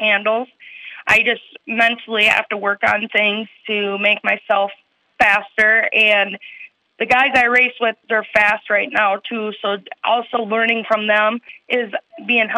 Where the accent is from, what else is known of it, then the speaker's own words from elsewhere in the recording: Chatfield, Minnesota, United States; also born or lived in Austin, Minnesota; I grew up in Chatfield all my life